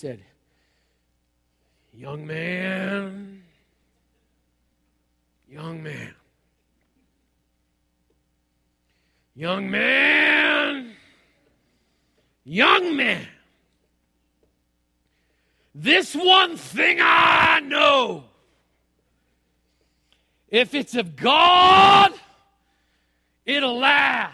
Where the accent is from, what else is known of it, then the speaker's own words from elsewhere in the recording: United States; As American Christians